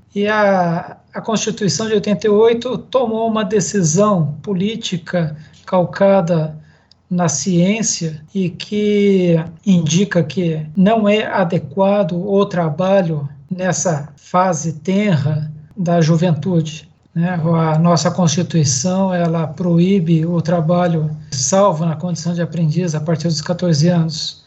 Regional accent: Vale do Paraíba, São Paulo, Brazil; moved away as an adult; also born or lived in Araçatuba; Hoje, hoje eu estou de volta ao Vale do Paraíba, que é minha terra Natal

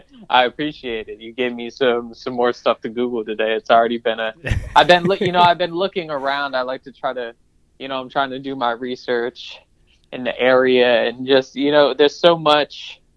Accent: Columbia, Maryland, United States; Yes, that's correct. From Columbia, Maryland.

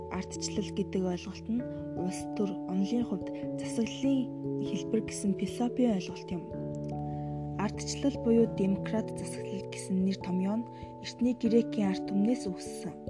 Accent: Mongolia; Бид Монгол улсын иргэний хувьд

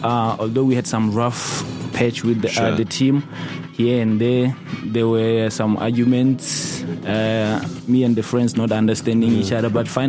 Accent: Botshabelo, Free State, South Africa; moved away as an adult; now in Bloemfontein, South Africa; originally I was born and bred in Botshabelo

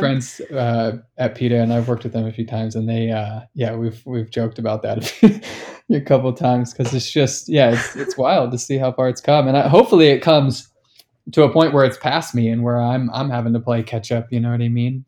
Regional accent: Sacramento, California, United States; I'm from Sacramento

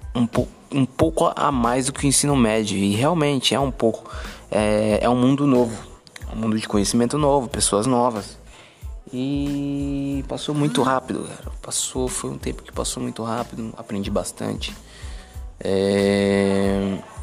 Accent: São Paulo, Brazil; moved away as an adult; Nasci em São Paulo, morei 17 anos em São Paulo

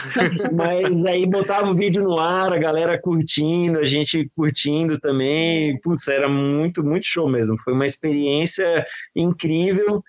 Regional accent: Florianópolis, Santa Catarina, Brazil; moved away; Florianópolis é minha terra natal

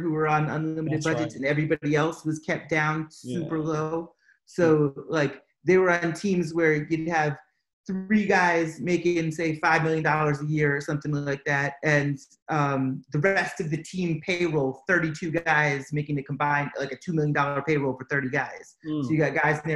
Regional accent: Massachusetts, United States; also born or lived in Atlanta; now in Chicago, United States; I'm from Massachusetts.

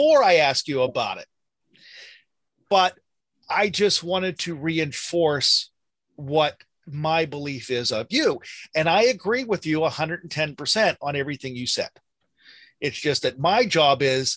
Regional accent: United States; I'm American

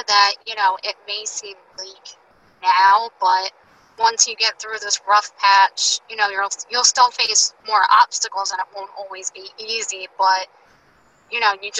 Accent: New Jersey, United States; I'm from New Jersey.

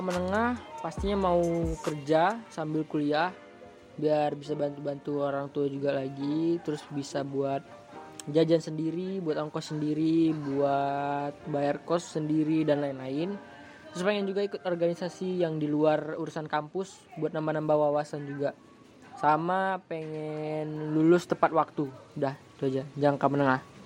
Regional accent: Sumatra, Indonesia

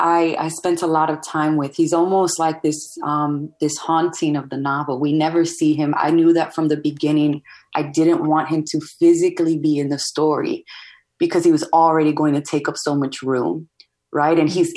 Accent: United States; accent: American; In the US, my accent and my skin color and my hair and just the cultural icons that I know or find important are not the same as what it seems like the mainstream lifts up. But then if I go to DR, like I'm the gringa cousin. I'm the one who has an American accent.

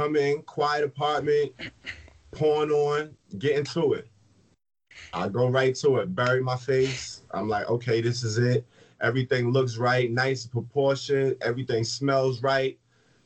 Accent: New Jersey, United States; moved away; I'm from Jersey, so I was in Jersey

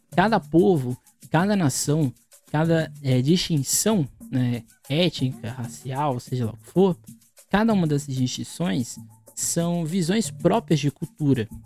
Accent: Guarujá, São Paulo, Brazil; Sou do Guarujá no litoral de São Paulo

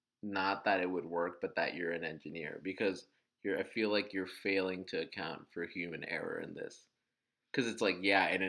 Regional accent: New Jersey, United States; We're from New Jersey.

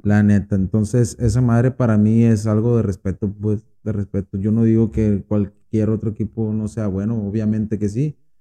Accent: Guasave, Sinaloa, Mexico; aquí de Guasave

